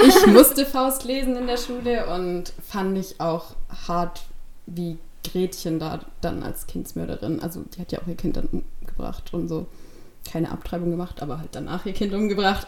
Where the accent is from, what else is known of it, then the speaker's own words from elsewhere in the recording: Stuttgart, Baden-Württemberg, Germany; ich komme aus Stuttgart